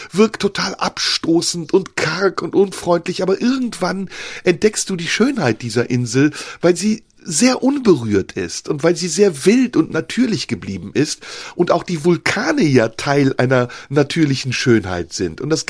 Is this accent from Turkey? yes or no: yes; Turkey; ich darf essen, ich bin ja Türke, weil als